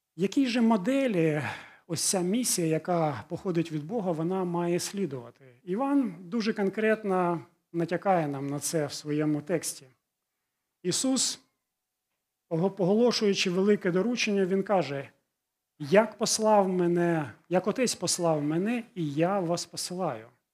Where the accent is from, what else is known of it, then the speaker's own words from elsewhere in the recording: Ukraine; first language Russian; Ukrainian is a second language; Я жив і ту частину, ту ті частині України, де в містах більшість розмовляли російською